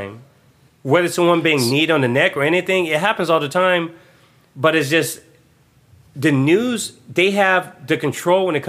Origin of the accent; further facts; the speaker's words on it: Franklin, Tennessee, United States; I was simply from Natchez Street in Franklin, Tennessee